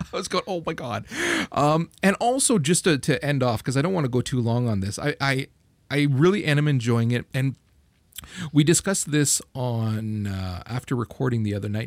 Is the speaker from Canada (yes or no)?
yes; Canada; I'm Canadian